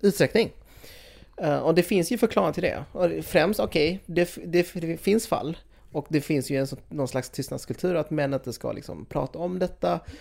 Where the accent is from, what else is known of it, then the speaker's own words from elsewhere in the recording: Sweden; jag är född i Sverige, jag är ju etnisk svensk